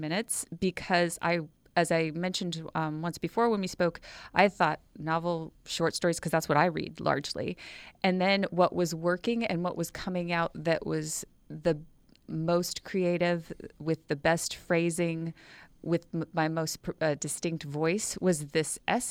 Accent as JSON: {"language": "English", "region": "Washington", "country": "United States", "also_born_or_lived": "Morro Bay, California", "moved": "as an adult", "lives_now": "San Luis Obispo, United States", "said": "I am from Washington State, and after I graduated from college, I decided I wanted to try living in a beautiful place in California."}